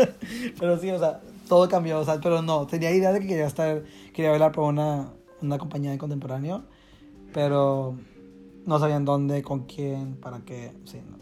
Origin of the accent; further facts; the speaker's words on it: Monterrey, Nuevo León, Mexico; moved away as an adult; soy mexicano